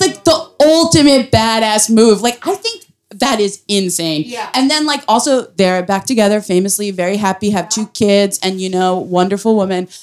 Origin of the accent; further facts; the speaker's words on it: New York City, New York, United States; I am from Brooklyn. I, my family is foreign.